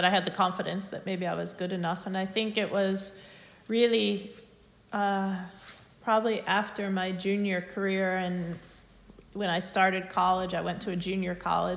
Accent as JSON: {"language": "English", "country": "United States", "tie": "born or raised there", "said": "growing up in the United States"}